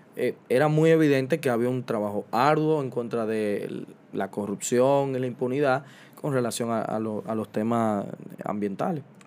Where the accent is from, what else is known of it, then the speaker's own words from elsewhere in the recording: Dominican Republic; como sociedad dominicana